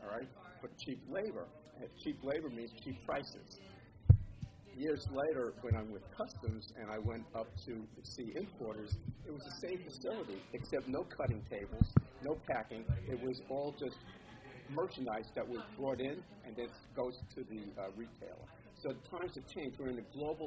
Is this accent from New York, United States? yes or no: yes; New York City, New York, United States; moved away; also born or lived in New Jersey; I'm from Brooklyn